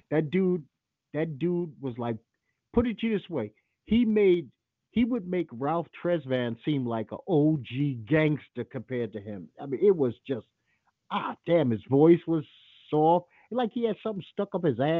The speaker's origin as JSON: {"language": "English", "country": "Trinidad & Tobago", "said": "No, I'm not from Jamaica. My wife's Australian out in a second. I'm from Trinidad, dumbass."}